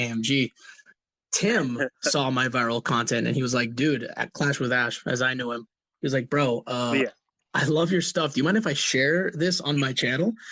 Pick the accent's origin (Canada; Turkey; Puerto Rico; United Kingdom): Puerto Rico; moved away; also born or lived in Minnesota / Florida; born and raised in Puerto Rico, moved from Puerto Rico to go live in Minnesota, cold, cold Minnesota, learned how to be a gringo over there with my family